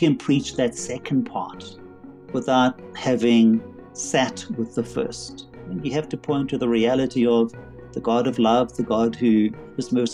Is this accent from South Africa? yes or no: yes; Durban, KwaZulu-Natal, South Africa; moved away as an adult; also born or lived in London / Berkeley, California / Soweto; now in Johannesburg, South Africa; despite my accent, I actually am South African. So I was born in Durban on the seaside, studied there, went to university